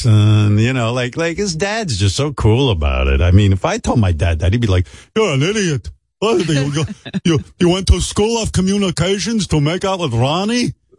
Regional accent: New York, United States; as a New Yorker

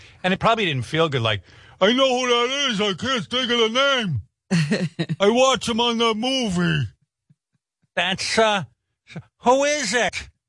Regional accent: Northeast, United States; I grew up in the Northeast.

